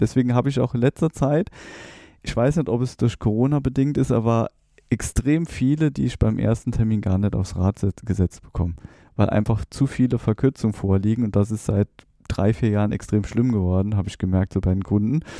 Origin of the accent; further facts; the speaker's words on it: near Trier, Rhineland-Palatinate, Germany; moved away as an adult; also born or lived in Saarbrücken; now in Rhein-Main area, Germany; ich komme aus der Nähe von Trier, bin dann nach Saarbrücken gegangen